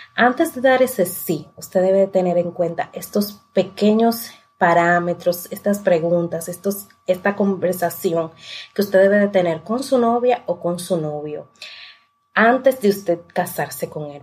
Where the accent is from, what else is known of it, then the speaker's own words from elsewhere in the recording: La Romana, Dominican Republic; yo soy de la Romana